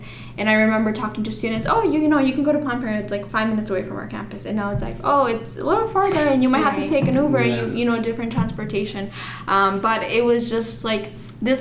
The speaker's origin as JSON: {"language": "English", "region": "Arizona", "country": "United States", "tie": "born or raised there", "also_born_or_lived": "Deming, New Mexico / Chihuahua, Mexico", "said": "I was taken to Chihuahua, Mexico, and that's where I spent my first six years, and then I came here to the U.S., to Arizona, but then, so that's where I grew up."}